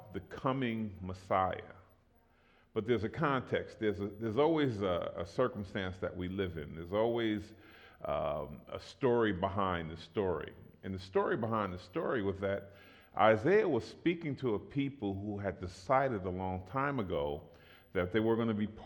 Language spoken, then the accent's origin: English; New York, United States; moved away; also born or lived in East Oakland; I'm originally from New York